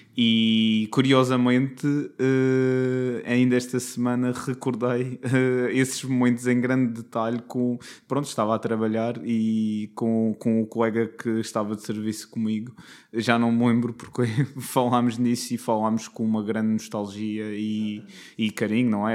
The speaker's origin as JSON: {"language": "Portuguese", "region": "Madeira", "country": "Portugal", "said": "Vim da Madeira"}